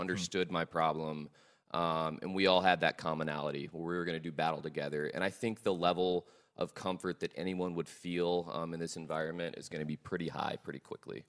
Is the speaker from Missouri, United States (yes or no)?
no; Dallas, Texas, United States; I'm from here, Dallas, Texas